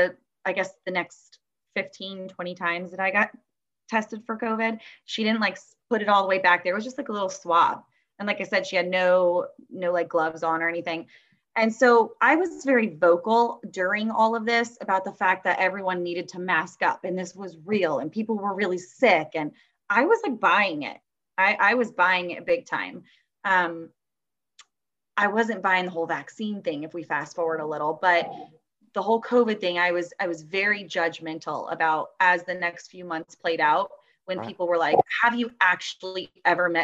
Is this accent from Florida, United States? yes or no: yes; Tampa, Florida, United States; I am from Tampa, Florida